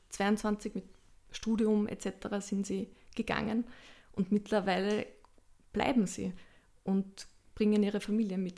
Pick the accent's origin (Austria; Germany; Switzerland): Austria; Lower Austria; hatte da ein sehr schönes Erlebnis in einem Theater im Waldviertel, das ich lange Zeit besucht habe, weil ich komme aus der Gegend.